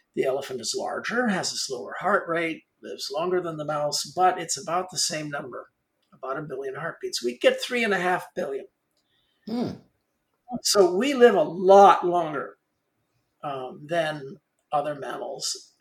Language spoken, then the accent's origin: English; Los Angeles, California, United States; I grew up in Hollywood